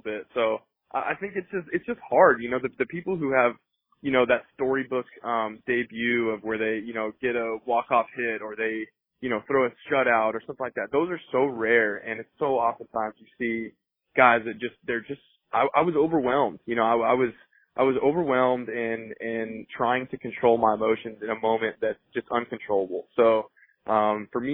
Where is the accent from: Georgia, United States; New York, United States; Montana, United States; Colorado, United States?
Colorado, United States; moved away; growing up in Colorado